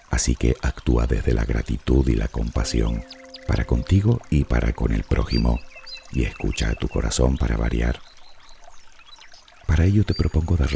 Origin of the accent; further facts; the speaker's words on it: Spain; Y te lo digo yo que soy español y ni duermo la siesta ni sé bailar sevillanas.